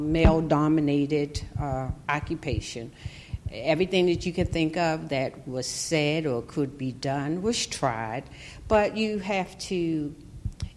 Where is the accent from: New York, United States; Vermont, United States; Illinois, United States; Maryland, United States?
Maryland, United States; Baltimore; I grew up in East Baltimore